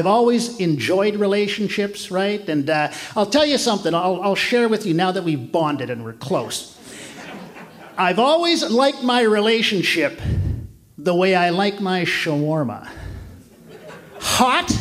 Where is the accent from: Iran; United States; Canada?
Canada; I'm from Canada.